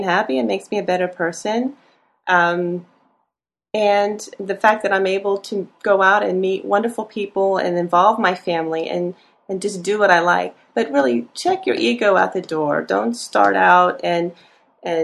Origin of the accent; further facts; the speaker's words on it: Annapolis, Maryland, United States; now in Gainesville, United States; I'm from Annapolis